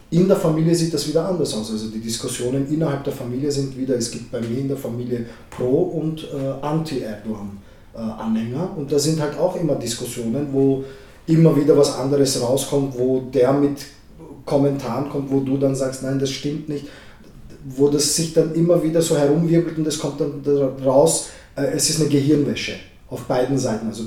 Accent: Vienna, Austria; wir sind hier in Wien geboren, wir haben die österreichische Staatsbürgerschaft. Also wir sind eigentlich eingesessene Wiener. Waschechte Wiener, wie man sagt auf Wienerisch, gell?

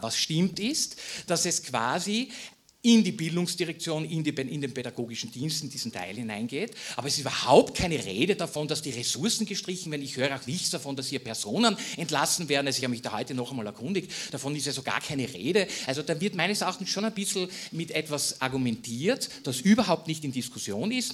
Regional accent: Styria, Austria; meinem Heimatbundesland Steiermark

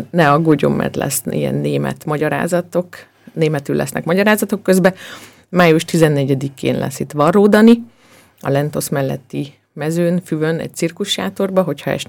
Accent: Slovakia; now in Austria; én magam is ugye Szlovákiából származom

